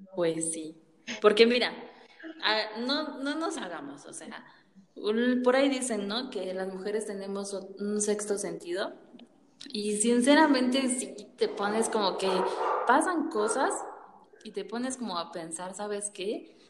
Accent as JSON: {"language": "Spanish", "country": "Mexico", "said": "nosotros somos de México"}